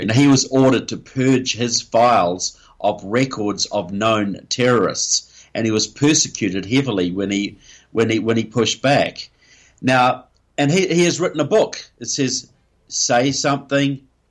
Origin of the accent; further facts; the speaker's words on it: New Zealand; I'm from New Zealand